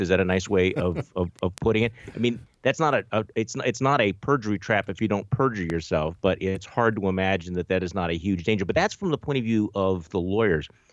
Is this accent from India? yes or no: no; Milwaukee, Wisconsin, United States; here in my hometown of Milwaukee